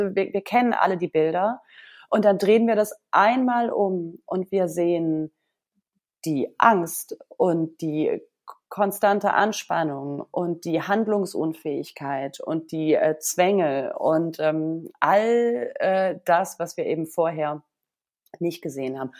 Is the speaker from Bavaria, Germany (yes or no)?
no; Berlin, Germany; ich als Berlinerin